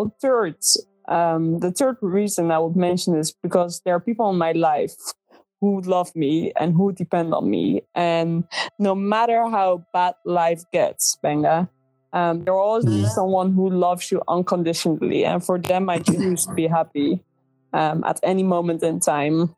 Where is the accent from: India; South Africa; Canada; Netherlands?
Netherlands; English is a second language; I was born and raised in the Netherlands. So yes, English is not my native language.